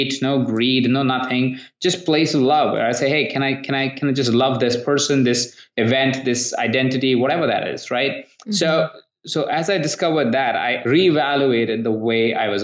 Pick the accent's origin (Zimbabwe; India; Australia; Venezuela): India; moved away; I come from India where we don't have credit cards and not a great credit system